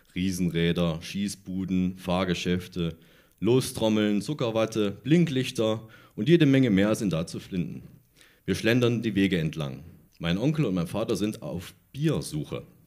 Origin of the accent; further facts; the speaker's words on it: Thuringia, Germany; ich komme aus, aus Thüringen